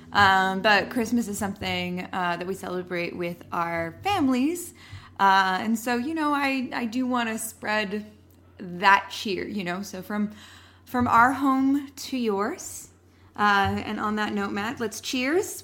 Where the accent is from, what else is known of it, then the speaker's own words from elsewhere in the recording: Canada; We are Canadian